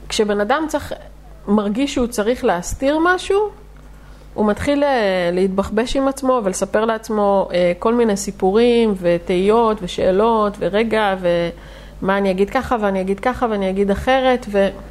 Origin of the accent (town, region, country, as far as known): Netanya, Central District, Israel